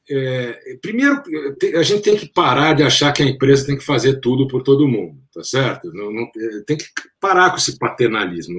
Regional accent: Brasília, Federal District, Brazil; also born or lived in São Paulo; eu estudava em Brasília, como você sabe, eu cresci lá, nasci em São Paulo, mas meus pais foram em 65 eles mudaram para Brasília, eu fui junto, eu tinha três anos de idade.

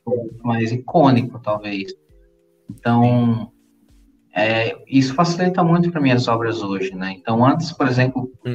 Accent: Maceió, Alagoas, Brazil; now in Recife, Brazil; Eu sou natural lá de Maceió, lá de Alagoas. Moro hoje em Pernambuco, aqui no Recife

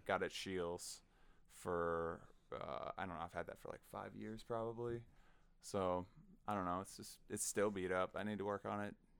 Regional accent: Sioux Falls, South Dakota, United States; I'm a South Dakotan kid. Uh, I grew up in Sioux Falls

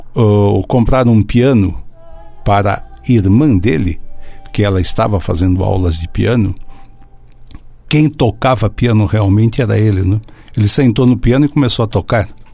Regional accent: São Paulo, Brazil; eu sou paulistano da Moca

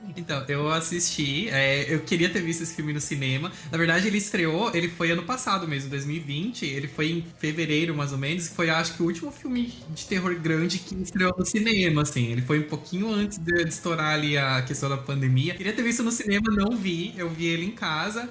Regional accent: Blumenau, Santa Catarina, Brazil; eu sou de Blumenau, Santa Catarina

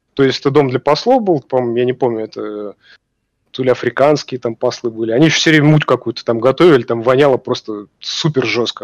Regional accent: Russia; мы из России

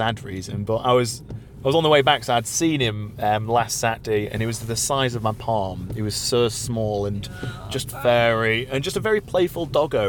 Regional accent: Yorkshire and the Humber, United Kingdom; not that I'm a Manx through and through because I'm from Yorkshire

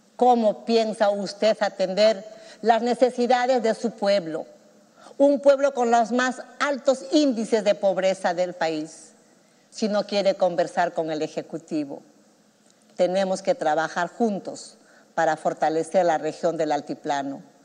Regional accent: Chalhuanca, Apurímac, Peru; now in Lima, Peru; que vengo de Chaluanca, de ese pueblo pequeño allá en mi querido Aymaraes

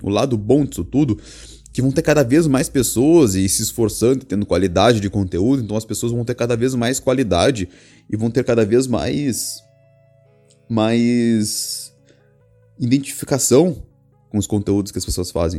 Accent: Rio Grande do Sul, Brazil; eu sou gaúcho, Rio Grande do Sul

